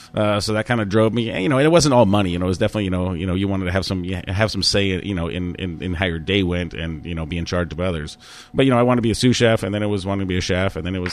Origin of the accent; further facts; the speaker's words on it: Germany; born there; As you said, I was born in Germany, and I'm not German. I was born there. I spent a few years there.